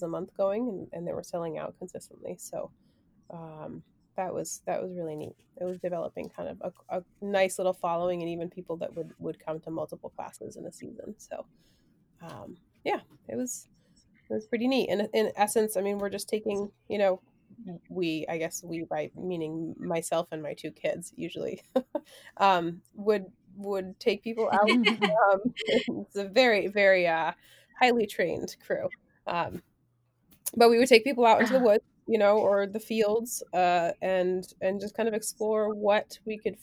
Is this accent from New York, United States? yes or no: no; Provincetown, Massachusetts, United States; I grew up in Provincetown in Cape Cod